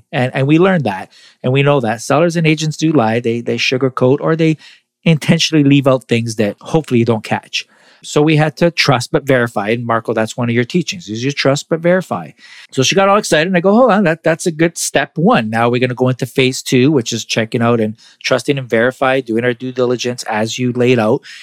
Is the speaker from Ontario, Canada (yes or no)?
yes; Toronto, Ontario, Canada; I'm from Toronto